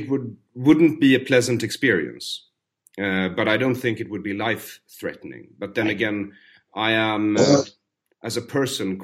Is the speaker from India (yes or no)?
no; Sweden; growing up in Sweden